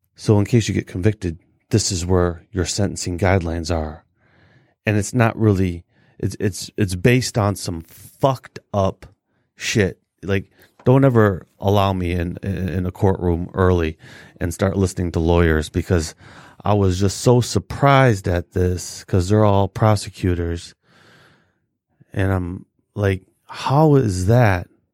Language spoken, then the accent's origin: English; Detroit, Michigan, United States; I'm from the West Side